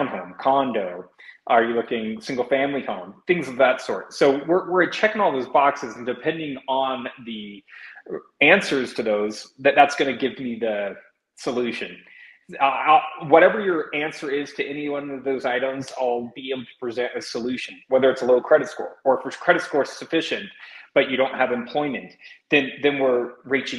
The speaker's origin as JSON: {"language": "English", "region": "Indiana", "country": "United States", "moved": "yes", "lives_now": "Colorado, United States", "said": "Originally, I'm from the state of Indiana."}